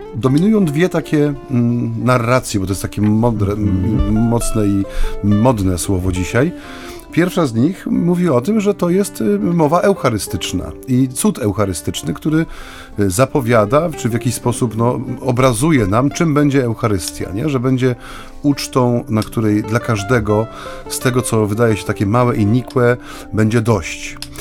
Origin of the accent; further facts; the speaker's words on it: Silesian Voivodeship, Poland; u nas na Śląsku